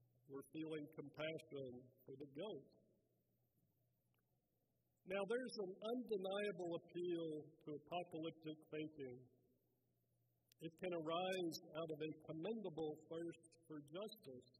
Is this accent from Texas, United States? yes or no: yes; Texas, United States; my home state